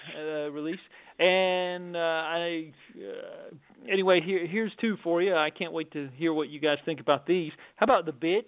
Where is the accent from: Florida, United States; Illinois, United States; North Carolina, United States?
North Carolina, United States; Wilmington, North Carolina, in my home state